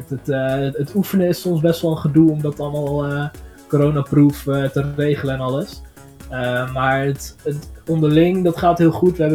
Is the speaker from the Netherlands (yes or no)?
yes; Zwolle, Overijssel, Netherlands; Eh, wij zijn viertal uit Zwolle.